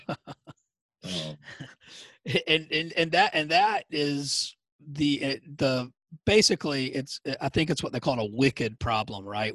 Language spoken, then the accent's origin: English; Savannah, Georgia, United States; also born or lived in Wyoming / Colorado; I grew up in Savannah